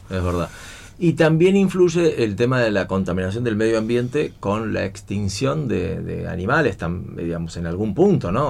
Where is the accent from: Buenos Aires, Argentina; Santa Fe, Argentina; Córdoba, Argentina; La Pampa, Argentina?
Buenos Aires, Argentina; now in San Isidro, Argentina; yo nací en San Isidro, todavía de San Isidro, y este, a los dos o tres años eh, con mi viejo nos fuimos a vivir a Belgrano